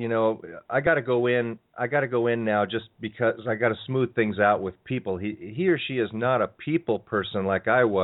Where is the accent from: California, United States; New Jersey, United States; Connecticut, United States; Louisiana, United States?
California, United States; I'm from California here